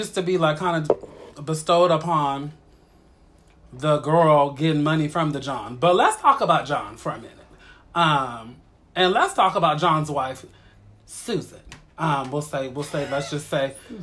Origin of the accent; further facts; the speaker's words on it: East Coast, United States; I was born on the East Coast